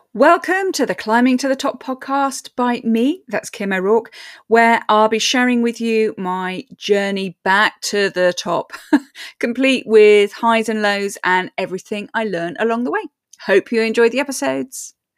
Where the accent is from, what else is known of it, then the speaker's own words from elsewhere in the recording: England, United Kingdom; I'm English